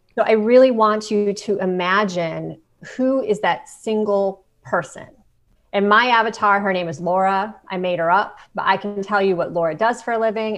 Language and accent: English; Ohio, United States; moved away; I grew up in Ohio